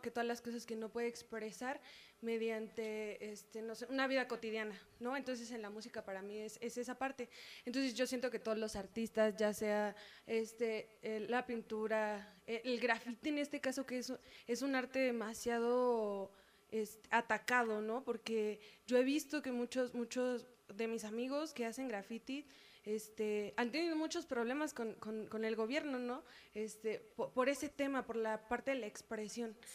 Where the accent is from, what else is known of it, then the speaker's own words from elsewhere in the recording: San Antonio la Isla, State of Mexico, Mexico; San Antonio, la isla, Estado de México